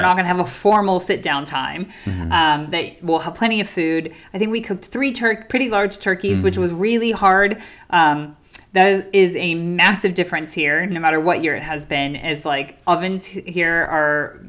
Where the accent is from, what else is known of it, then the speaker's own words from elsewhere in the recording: United States; now in United Kingdom; as an American to celebrate Thanksgiving in a different country. Specifically, we are in the United Kingdom.